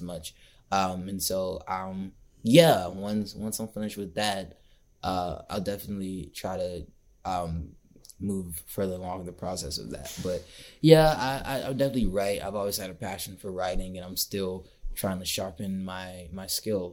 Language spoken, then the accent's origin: English; Marietta, Georgia, United States; I grew up in Marietta.